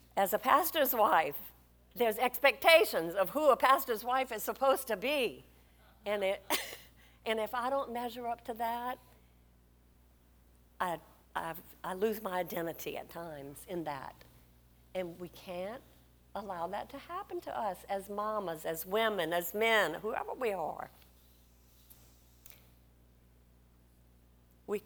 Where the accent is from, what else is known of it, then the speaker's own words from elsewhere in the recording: Louisiana, United States; we're from Louisiana.